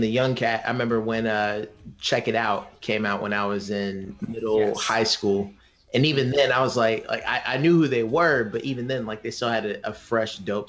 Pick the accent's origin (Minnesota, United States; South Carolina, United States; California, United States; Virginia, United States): South Carolina, United States; Charleston, Columbia; I moved from Charleston to Columbia, South Carolina.